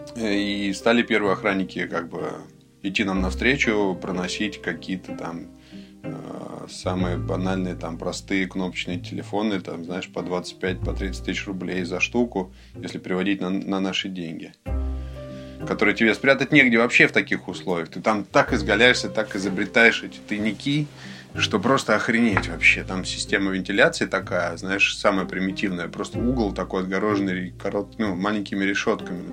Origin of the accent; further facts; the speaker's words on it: Moscow, Russia; moved away as an adult; also born or lived in London; now in Saint Petersburg, Russia; Я москвич